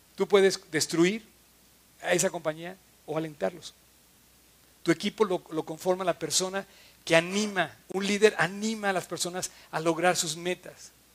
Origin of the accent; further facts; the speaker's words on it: Mexico; Me fui a un viaje fuera de México un año y cuando regreso lo veo transformado